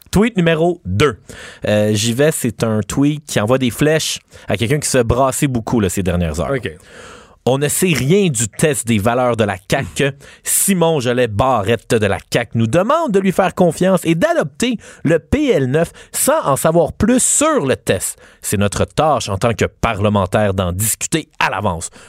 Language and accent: French; Quebec, Canada; en tant que Québécois, si tu passes pas une heure pendant tes deux semaines de vacances à Noël à écouter Ciné Cadeau, t'as un manque.